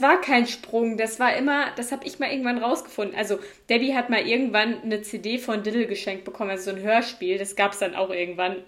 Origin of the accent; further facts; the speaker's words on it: Cologne, North Rhine-Westphalia, Germany; moved away; ich komme aus Köln